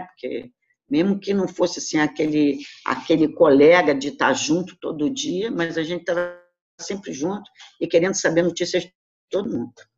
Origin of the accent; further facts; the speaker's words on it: Rio de Janeiro, Brazil; also born or lived in Flamengo, Rio de Janeiro; Eu saí de Jacarepaguá e vim morar no Flamengo